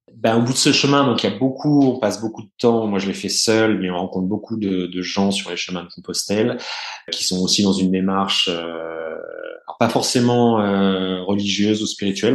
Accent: Burgundy, Bourgogne-Franche-Comté, France; je suis né, j'ai grandi en Bourgogne

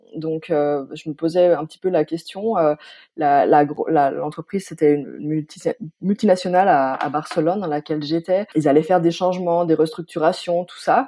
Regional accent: Pont-de-Beauvoisin, Auvergne-Rhône-Alpes, France; moved away as an adult; also born or lived in Stuttgart, Germany; now in Germany; je viens originairement de Pont-de-Beauvoisin. C'est une petite ville qui est située entre l'Isère et la Savoie, donc région Rhône-Alpes

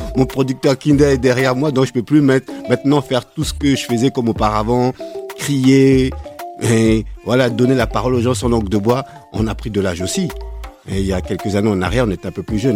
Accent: Grigny, France; also born or lived in United States; je suis un mec originaire de, de Grigny

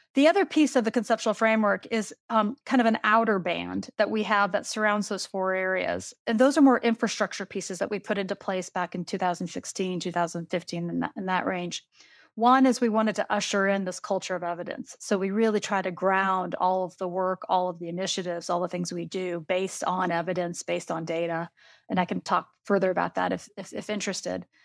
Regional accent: Iowa, United States; now in Kentucky, United States; she's from my hometown. We are from the exact same hometown. And it might be kind of interesting to know that when I learned how to play women's basketball, we were still playing six on six in Iowa

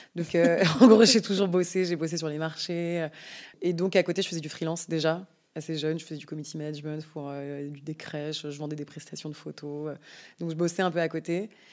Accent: Yvelines, Île-de-France, France; moved away as an adult; also born or lived in Paris; now in Biarritz, France; J'ai grandi dans les Yvelines, dans une famille de cinq enfants

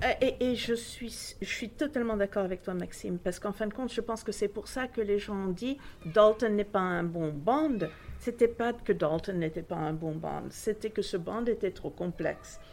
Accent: Tangier, Tanger-Tetouan-Al Hoceima, Morocco; moved away; also born or lived in Washington; je suis d'Angéroise d'origine

